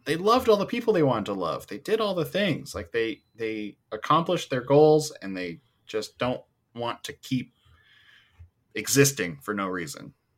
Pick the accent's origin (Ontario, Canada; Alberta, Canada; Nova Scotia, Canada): Alberta, Canada; Edmonton; I'm from Edmonton, we have the Edmonton Oilers. I get like, yeah, I'm from Edmonton.